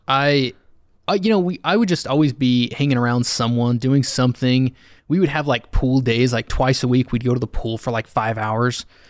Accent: Alpine, Utah, United States; also born or lived in Spanish Fork, Utah / Salem, Utah / Orem, Utah; I grew up in Alpine for the majority.

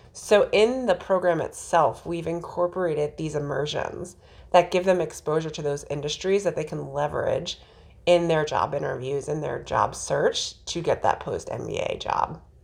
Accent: New Jersey, United States; the jersey in me

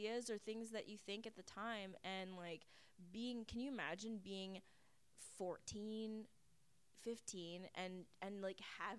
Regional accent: Vancouver, British Columbia, Canada

